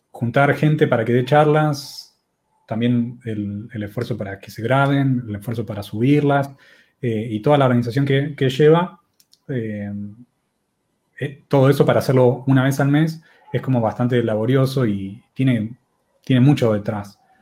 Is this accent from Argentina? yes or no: yes; Argentina; somos de Argentina